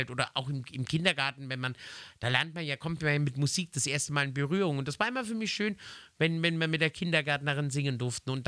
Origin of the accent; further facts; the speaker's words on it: Nuremberg, Bavaria, Germany; born there